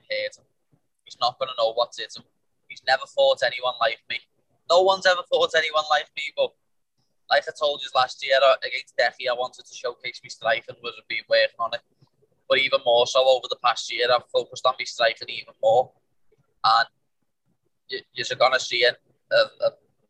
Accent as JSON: {"language": "English", "town": "Liverpool", "region": "North West England", "country": "United Kingdom", "said": "We're not English, we're Scouse."}